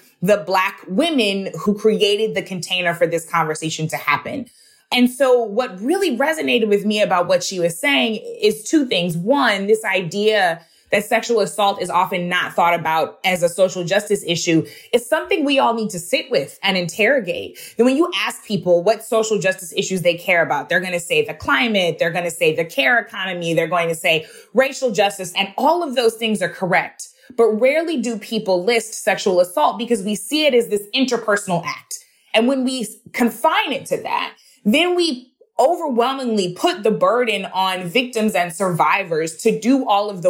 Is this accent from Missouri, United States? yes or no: yes; Missouri, United States; my home state of Missouri